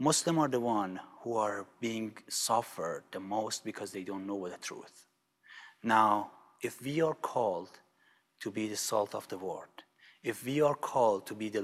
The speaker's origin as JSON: {"language": "English", "country": "Iran", "moved": "yes", "said": "I'm coming from Iran"}